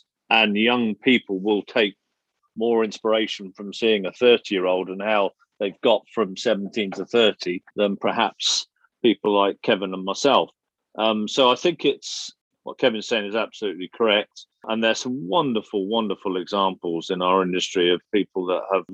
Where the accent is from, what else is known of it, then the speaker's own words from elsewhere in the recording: England, United Kingdom; you're English